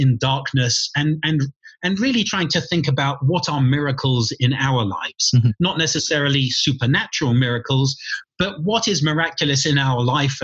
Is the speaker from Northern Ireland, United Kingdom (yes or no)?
no; London, United Kingdom; moved away as an adult; also born or lived in St Andrews, Scotland; now in Santa Fe, United States; I was brought up in London